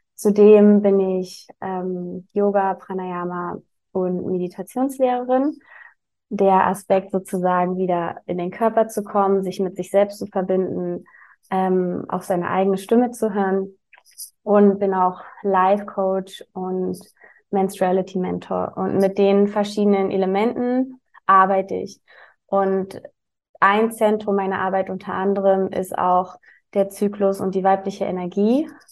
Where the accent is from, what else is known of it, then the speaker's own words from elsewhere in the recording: Berlin, Germany; ich komme aus Berlin. Also ich wohne aktuell in Berlin, aber bin auch geboren in Berlin